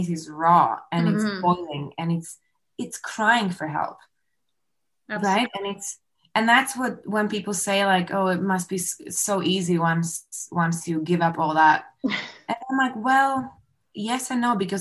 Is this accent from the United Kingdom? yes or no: no; Slovakia; now in Canada; we got married back home. I'm from Slovakia.